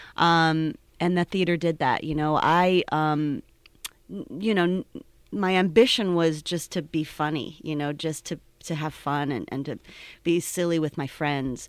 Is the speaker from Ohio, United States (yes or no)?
yes; Cleveland, Ohio, United States; now in Pittsburgh, United States; I'm originally from Cleveland